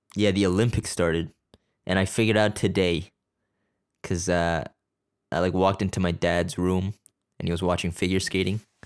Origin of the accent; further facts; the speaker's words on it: Canada; I'm born here. I'm Canadian. It's just m, my family's Korean